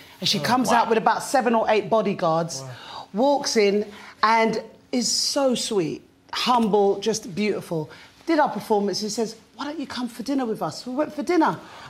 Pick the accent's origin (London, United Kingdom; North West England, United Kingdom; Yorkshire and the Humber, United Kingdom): London, United Kingdom; I was from South London at that point. You know, I was 19.